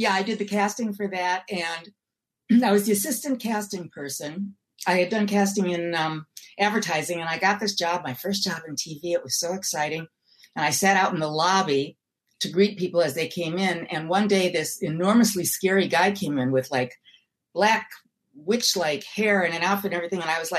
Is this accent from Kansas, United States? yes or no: no; Milwaukee, Wisconsin, United States; moved away; also born or lived in New York; I'm from Milwaukee